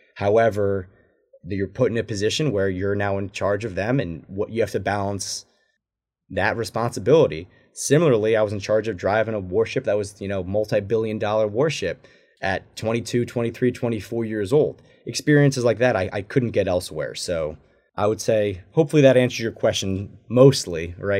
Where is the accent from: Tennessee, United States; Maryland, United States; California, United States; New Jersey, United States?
New Jersey, United States; moved away as an adult; also born or lived in San Diego; growing up in New Jersey